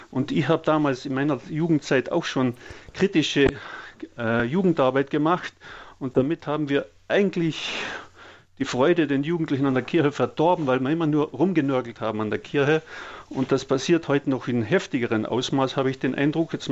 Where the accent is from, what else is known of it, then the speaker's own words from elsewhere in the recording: Austria; moved away; ich bin Österreicher und bin seit 30 Jahren hier und ich habe in Österreich in der katholischen Landjugendbewegung zehn Jahre ehrenamtlich mitgearbeitet.